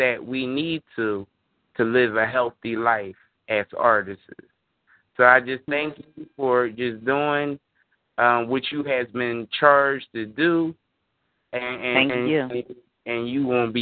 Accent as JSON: {"language": "English", "town": "Philadelphia", "region": "Pennsylvania", "country": "United States", "said": "I'm from Mantua section of West Philadelphia"}